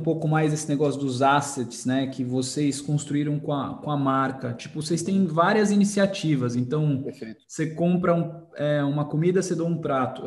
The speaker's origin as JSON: {"language": "Portuguese", "country": "Brazil", "said": "Como brasileiro"}